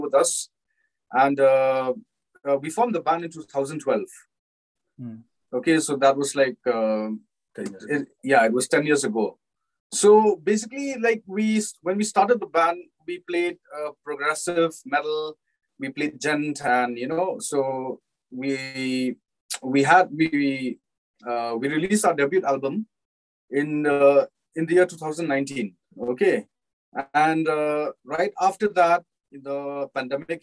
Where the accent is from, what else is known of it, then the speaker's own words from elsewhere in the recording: Shillong, Meghalaya, India; we all belong from Meghalaya, from Shillong